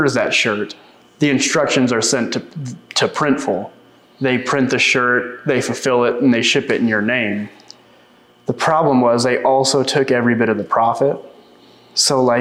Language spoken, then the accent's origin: English; Vice, Oklahoma, United States; moved away as an adult; also born or lived in Olympia, Washington; I grew up here in Vice. I moved to Olympia, Washington in 2015